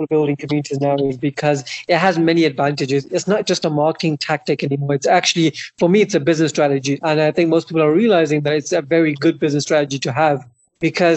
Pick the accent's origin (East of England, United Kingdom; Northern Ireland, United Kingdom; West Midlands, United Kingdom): West Midlands, United Kingdom; Birmingham; my hometown of Birmingham